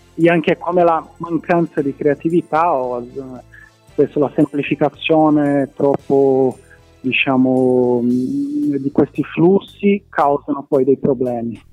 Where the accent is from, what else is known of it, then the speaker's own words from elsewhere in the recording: Brazil; Italian is a second language; moved away as an adult; now in Palermo, Italy; mi sono laureato in ecologia, eh, in Brasile, sono brasiliano